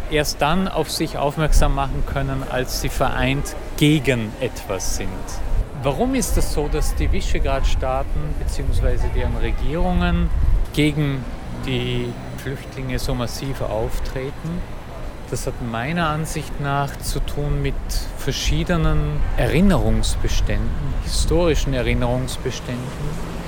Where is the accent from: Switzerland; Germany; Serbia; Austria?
Austria; now in Budapest, Hungary; Ich bin Österreicher und ich lebe jetzt in Budapest schon seit fast 20 Jahren.